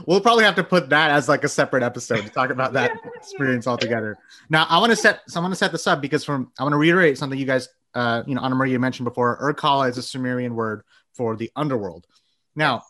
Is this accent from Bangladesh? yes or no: yes; Bangladesh; moved away; I was born in Bangladesh